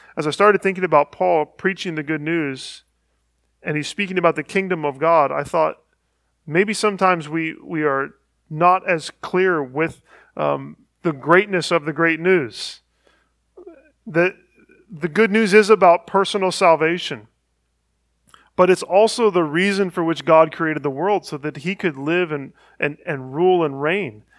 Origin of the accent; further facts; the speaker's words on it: Northeast Ohio, United States; I grew up in Northeast Ohio